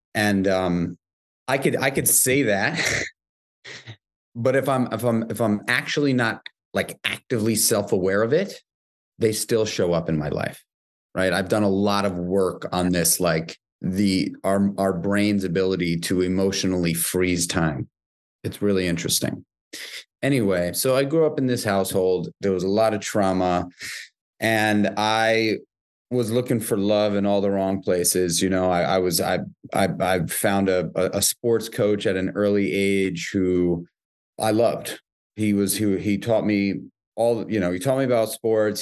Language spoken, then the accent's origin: English; New York City, New York, United States; born or raised there